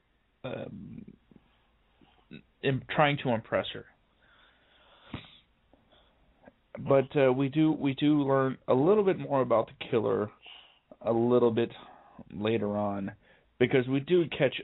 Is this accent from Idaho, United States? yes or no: no; Florida, United States; I'm from Florida